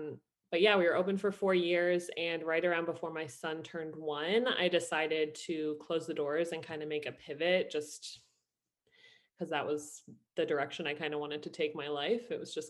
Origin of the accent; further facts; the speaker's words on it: Ireland; also born or lived in New Jersey, United States; So I was born in New Jersey. My mom is Irish. So we moved to Ireland when I was 12, did high school, college, and I was a project manager at Yahoo in Ireland.